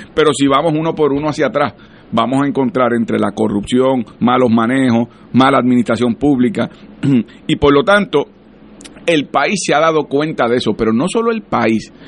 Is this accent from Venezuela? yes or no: no; Puerto Rico; somos una propiedad de los Estados Unidos bajo la cláusula territorial